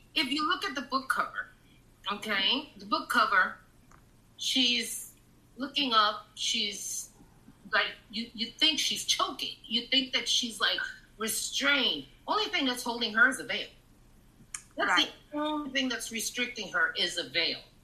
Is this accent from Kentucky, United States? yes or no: no; New York City, New York, United States; also born or lived in Florida; I'm from Taft Projects in, in East Harlem